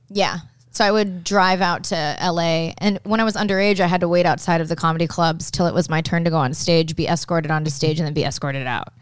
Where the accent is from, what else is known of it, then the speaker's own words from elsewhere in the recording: Okinawa, Japan; moved away; I grew up in Okinawa, which is more like hillbilly Japanese